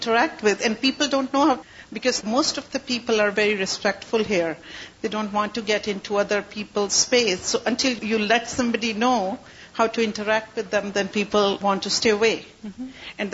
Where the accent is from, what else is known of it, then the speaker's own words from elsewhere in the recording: Pakistan; moved away; I was born in Pakistan